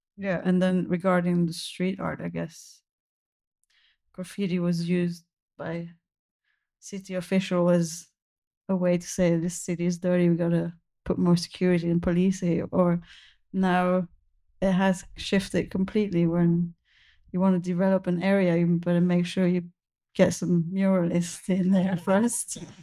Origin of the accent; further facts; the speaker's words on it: Belgium; moved away; I'm originally from Belgium.